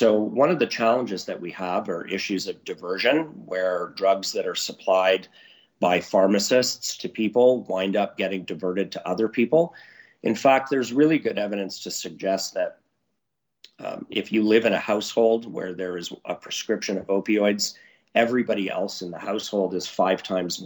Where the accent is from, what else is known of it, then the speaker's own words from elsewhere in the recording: Vancouver, British Columbia, Canada; now in Alberta, Canada; Vancouver was my hometown for a long time.